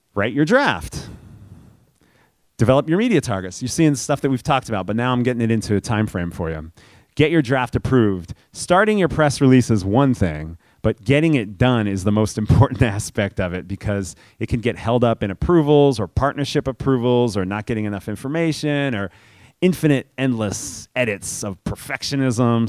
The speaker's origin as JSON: {"language": "English", "town": "New York City", "region": "New York", "country": "United States", "tie": "born or raised there", "said": "I grew up in New York City."}